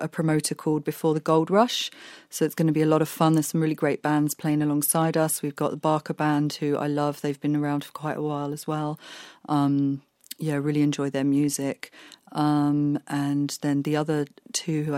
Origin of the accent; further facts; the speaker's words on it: Andalusia, Spain; moved away; I grew up in Spain.